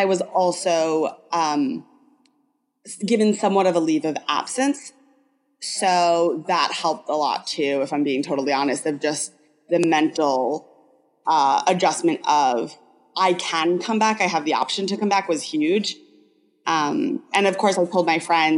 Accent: New York, United States; I grew up in the Northeast, I'm a New Yorker

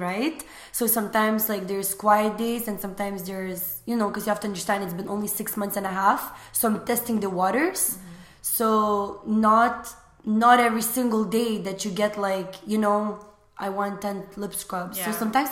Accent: Lithuania; English is a second language; now in Canada; I was born and raised in Lithuania

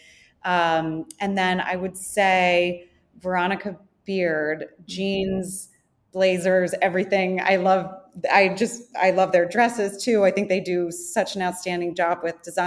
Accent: Connecticut, United States; moved away as an adult; also born or lived in North Carolina / New York City; grew up in Connecticut

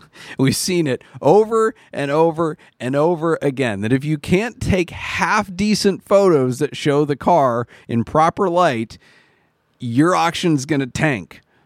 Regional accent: United States; I am an American too.

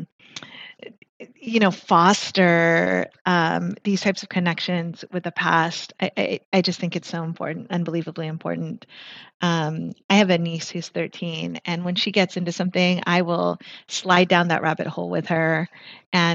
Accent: Philippines; I'm Filipina

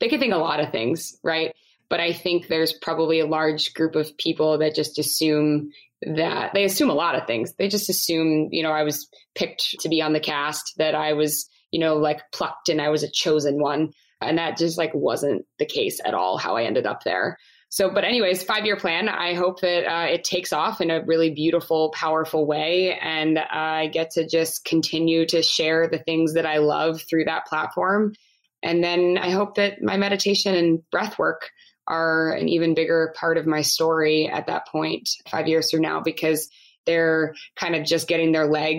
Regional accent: Maryland, United States; I'm from Maryland

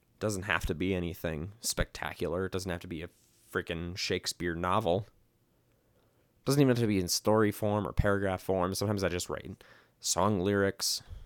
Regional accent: Midwest, United States; now in Las Vegas, United States; I grew up in the Midwest and we had basements.

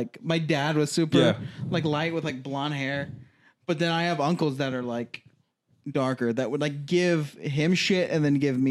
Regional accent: San Antonio, Texas, United States; moved away; also born or lived in Mississippi; growing up in San Antonio, like

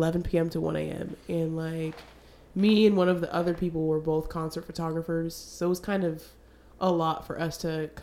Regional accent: Spokane, Washington, United States; now in Seattle, United States; I'm from Spokane, but I live in Seattle now

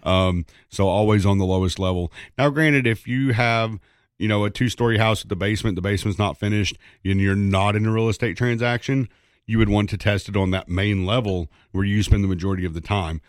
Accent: East Tennessee, United States; growing up in East Tennessee

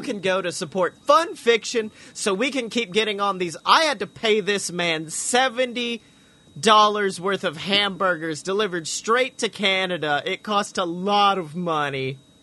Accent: the South, United States; growing up in the South

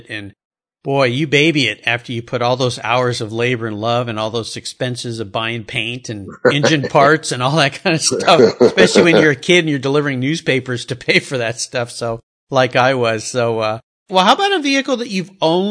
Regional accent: San Diego, California, United States; Yeah, I grew up in Southern California.

